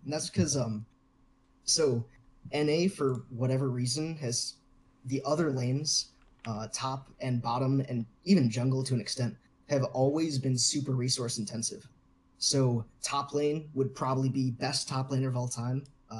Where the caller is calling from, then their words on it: Madison, Wisconsin, United States; Madison, Wisconsin.